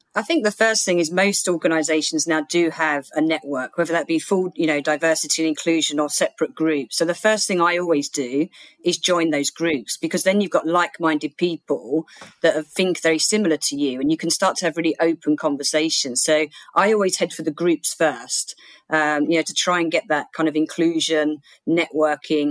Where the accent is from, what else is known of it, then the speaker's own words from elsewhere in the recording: Bexleyheath, London, United Kingdom; the Woolwich in Bexley Heath, which was my hometown